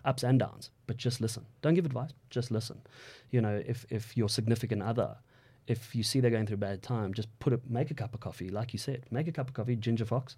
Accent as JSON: {"language": "English", "country": "South Africa", "said": "I'm a South African male"}